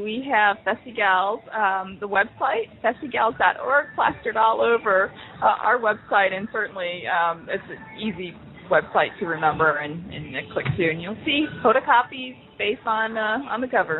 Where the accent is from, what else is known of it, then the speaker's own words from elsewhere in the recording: Detroit, Michigan, United States; moved away; I want the Detroit Lions, and they're so badly I can taste it. That's my my hometown.